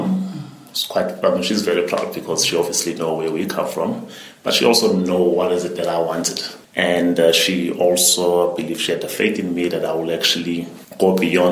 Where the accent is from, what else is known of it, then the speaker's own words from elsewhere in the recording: Port Shepstone, KwaZulu-Natal, South Africa; growing up in Port Shepstone, when I was in Standard 3